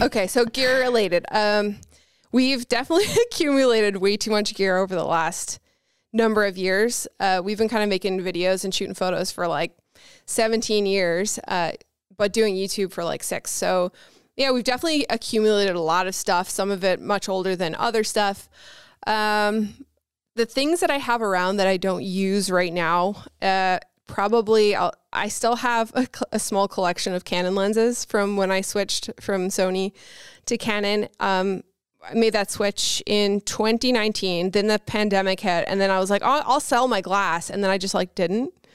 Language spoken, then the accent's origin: English; St. John's, Newfoundland and Labrador, Canada; moved away as an adult; also born or lived in Vancouver; now in Buffalo, United States; I'm from Saint John's, Newfoundland